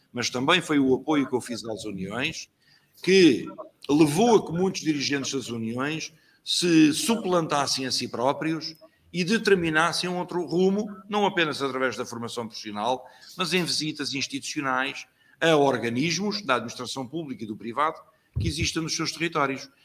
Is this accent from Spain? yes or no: no; Lisbon, Portugal; also born or lived in Campelo, Figueiró dos Vinhos; nasci em Lisboa, como vos disse, em Alfama, eh, um bairro típico